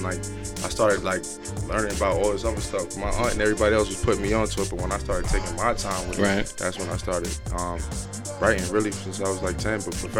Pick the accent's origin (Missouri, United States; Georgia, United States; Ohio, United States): Georgia, United States; Atlanta; now in New York City, United States; I'm originally from New York City. I moved to Atlanta when I was a kid, but I spent all my summers and holidays from like up 18 years here. So right. It's like I spent like 65% of my life in Georgia and like 35% here, but my entire family's from here.